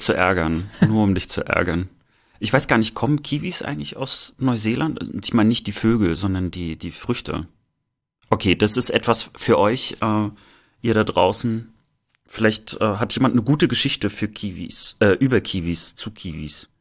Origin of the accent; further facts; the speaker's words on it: East Germany, Germany; mit uns sozusagen aufgewachsen sind im Osten